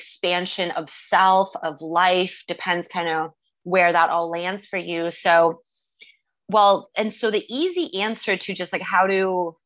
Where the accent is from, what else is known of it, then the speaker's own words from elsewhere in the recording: Canada; moved away; I'm Canadian, so I'm used to the Canadian